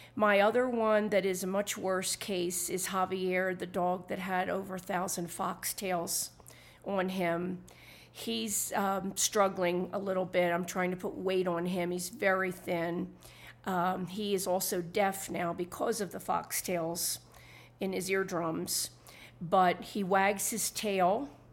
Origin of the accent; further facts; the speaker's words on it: Philadelphia, Pennsylvania, United States; moved away as an adult; now in Santa Fe, United States; Originally, I'm from Philadelphia, Pennsylvania. I moved to Santa Fe, New Mexico in June two thousand and eight